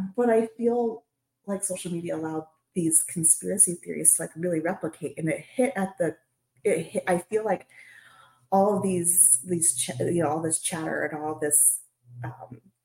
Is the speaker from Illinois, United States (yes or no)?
no; Nebraska, United States; I'm from Nebraska